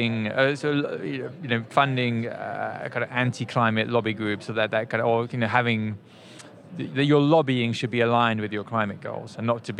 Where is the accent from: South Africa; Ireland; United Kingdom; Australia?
United Kingdom; as a Brit